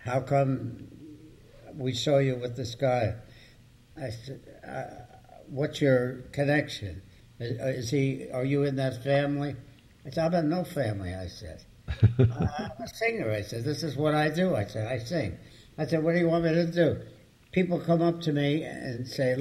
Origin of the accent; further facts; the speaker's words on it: Newark, New Jersey, United States; I grew up in the heart of Newark